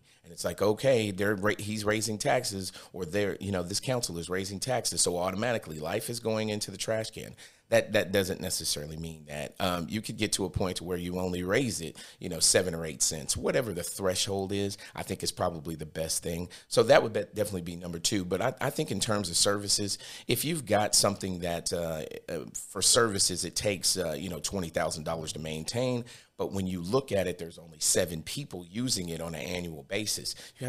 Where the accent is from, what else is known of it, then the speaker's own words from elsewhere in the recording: Brooklyn, New York, United States; now in Cookeville, United States; I'm originally from Brooklyn, New York.